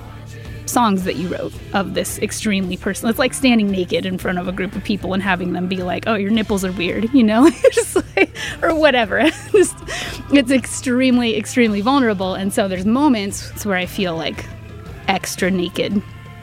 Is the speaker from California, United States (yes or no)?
no; Tacoma, Washington, United States; I was born and raised in Tacoma